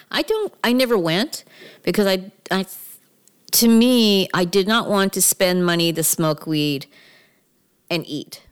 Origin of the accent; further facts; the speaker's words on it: Mississauga, Ontario, Canada; moved away as an adult; also born or lived in Toronto; now in California, United States; I'm from Mississauga.